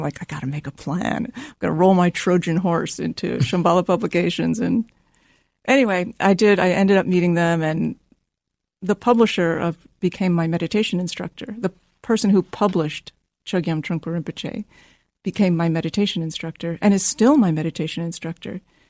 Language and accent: English; Washington, District of Columbia, United States; Washington, D.C.